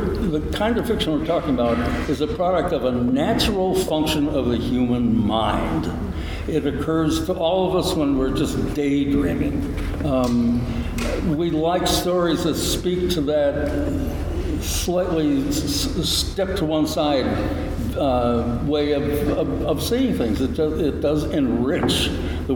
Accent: United States; we are arrogant, blinkered Americans

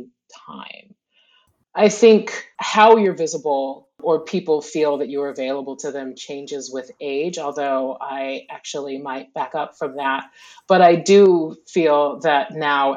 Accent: the American South, United States; growing up in the American South

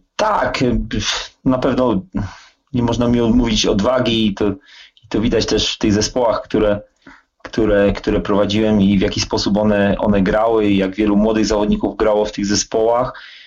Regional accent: Wrocław, Lower Silesian Voivodeship, Poland; się urodziłem w Wrocławiu. E, mój tata grał w latach 60., 70. w Śląsku Wrocław, a ja się wychowałem na jednym z, na jednym z podwórek e, wrocławskich, na Hubach

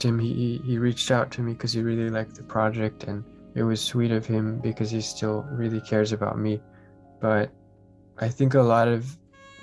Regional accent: Santa Cruz, California, United States; I'm from Santa Cruz. It's kind of near the mountains by the coast up in the north. So I live by the sea

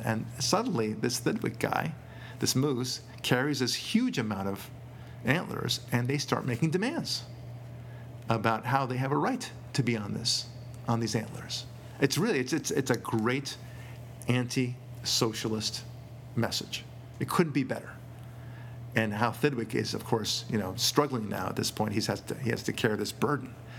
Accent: United States; as an American

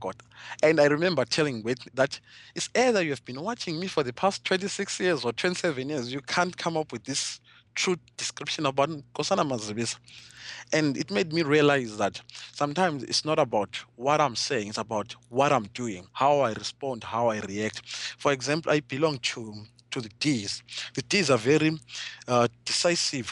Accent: Zimbabwe; I'm coming from Zimbabwe, a country which was once the breadbasket of Africa

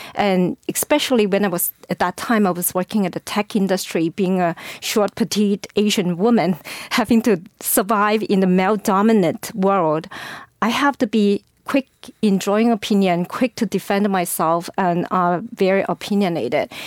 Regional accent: China; English is a second language; moved away as an adult; now in San Francisco, United States; I actually grew up in the poverty of China. Um, uh, English is my third language

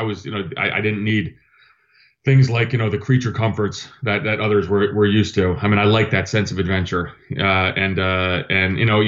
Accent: Athens, Attica, Greece; born there; I was born in Athens, Greece. My dad was Greek. He went to the United States on a Fulbright scholarship, met my mom so my dad's Greek Orthodox.

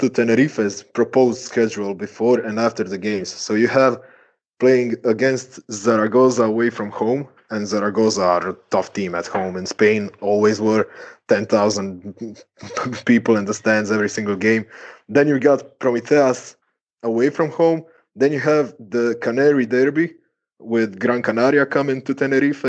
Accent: Croatia; I'm from Croatia

